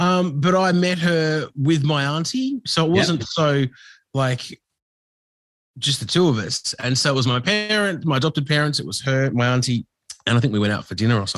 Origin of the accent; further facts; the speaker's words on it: Australia; I was the dark kid. So you were always looked at, everybody turned, especially growing up in Australia in the 80s.